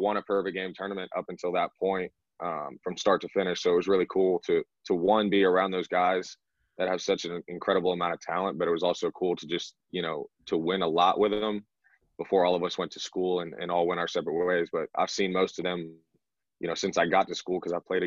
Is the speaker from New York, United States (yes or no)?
no; Woodstock, Georgia, United States; also born or lived in Buckhead, Atlanta, Georgia; I grew up in high school and elementary school in Woodstock